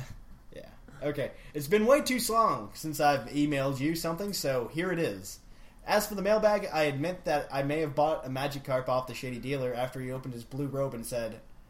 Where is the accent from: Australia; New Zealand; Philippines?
Australia; now in United States; I think you should know I am from Australia.